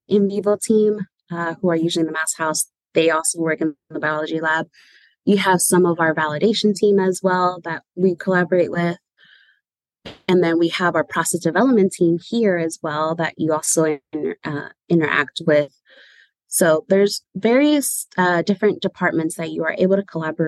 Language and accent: English; San Francisco, California, United States; So I was born and raised in San Francisco. I'm a San Francisco native. I've lived here all my life